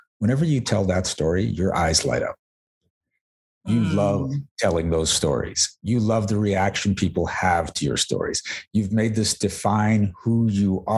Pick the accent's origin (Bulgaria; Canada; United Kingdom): Canada; Mississauga, Ontario; born or raised there